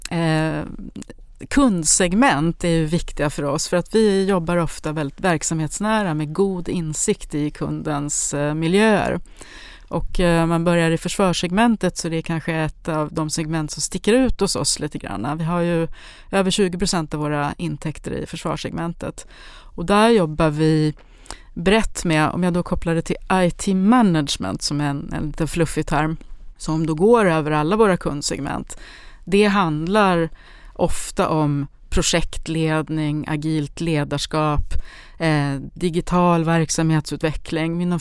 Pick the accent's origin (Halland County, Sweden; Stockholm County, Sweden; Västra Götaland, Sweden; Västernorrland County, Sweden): Västernorrland County, Sweden; Sundsvall; now in Danderyd, Sweden; Jag kommer ursprungligen från Sundsvall, är civilingenjör från Chalmers inom industriell ekonomi. Jag bor i Danderyd